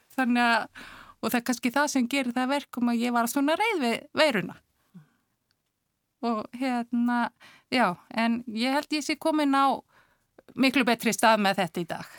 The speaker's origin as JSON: {"language": "Icelandic", "town": "Akureyri", "region": "Northeastern Region", "country": "Iceland", "tie": "born or raised there", "also_born_or_lived": "Reykjavík", "moved": "as an adult", "said": "ég er frá Akureyri. Hmm. Akureyri yngur. Bjóð þar til eh, Tvítöks og flutti svo hérna í bæin eftir stúdinspróf"}